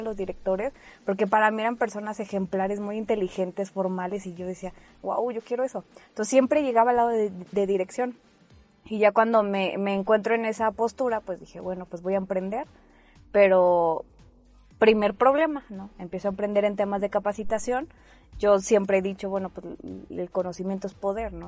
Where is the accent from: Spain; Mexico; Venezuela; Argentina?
Mexico; Mexico City; moved away; also born or lived in Veracruz; nací en Veracruz, pero nada más nací ahí. Me llevaron mis papás a la Ciudad de México y en la Ciudad de México viví 19 años